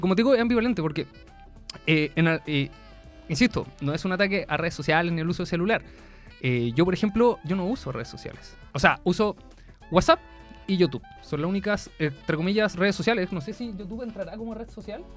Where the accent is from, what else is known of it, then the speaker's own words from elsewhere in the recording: Viña del Mar, Valparaíso, Chile; now in Concepción, Chile; yo soy de Viña del Mar, acá en Conce